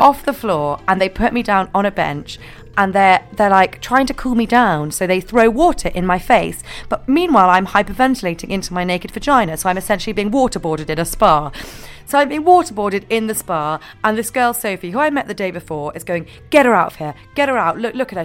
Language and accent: English; Scotland, United Kingdom; I'm from Scotland